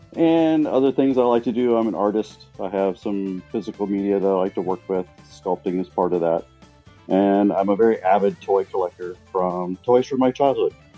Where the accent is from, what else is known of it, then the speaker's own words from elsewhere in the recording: Portland, Oregon, United States; I was born here in Portland, Oregon, USA, on the West Coast